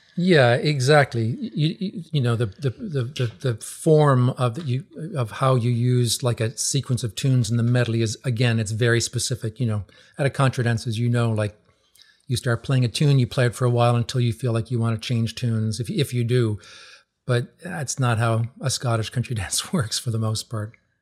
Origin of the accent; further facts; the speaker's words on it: Newfoundland and Labrador, Canada; moved away as an adult; also born or lived in Ontario; now in New England, United States; growing up in Newfoundland